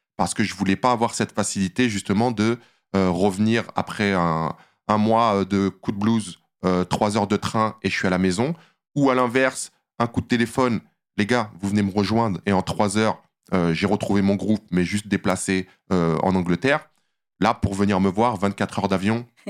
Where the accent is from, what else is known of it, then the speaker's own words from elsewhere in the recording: Saint-Cyr-l'École, Île-de-France, France; moved away as an adult; now in Los Angeles, United States; je viens d'une petite cité HLM en banlieue parisienne, dans les Yvelines, Saint-Cyr-l'École, où j'ai grandi